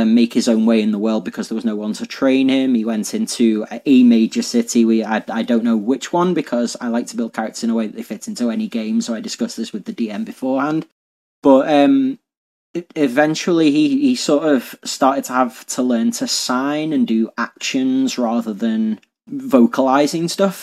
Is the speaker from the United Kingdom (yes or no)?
yes; Liverpool, North West England, United Kingdom; I'm from Liverpool in England